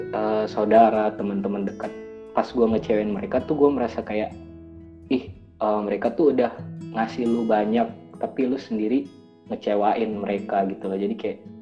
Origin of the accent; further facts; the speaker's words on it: Makassar, South Sulawesi, Indonesia; moved away; Gue orang Makassar